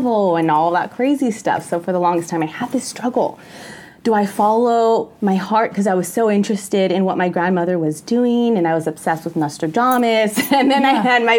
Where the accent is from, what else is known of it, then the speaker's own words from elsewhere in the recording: United States; I'm half Mexican, half Peruvian, born and raised in America, first generation.